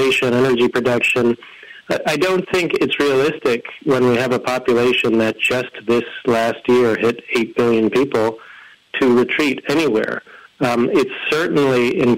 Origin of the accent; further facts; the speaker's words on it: Connecticut, United States; moved away as an adult; also born or lived in Washington, D.C.; I grew up in Connecticut and then lived much of my adult life in D.C. near World Watch, and returned here to be near my family